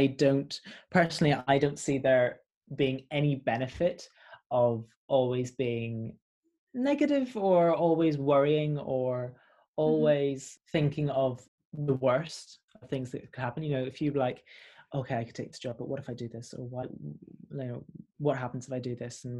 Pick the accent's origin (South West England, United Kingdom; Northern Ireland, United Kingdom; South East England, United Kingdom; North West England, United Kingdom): Northern Ireland, United Kingdom; Belfast; moved away as an adult; now in London, United Kingdom; I'm a Northern Irish caramel boy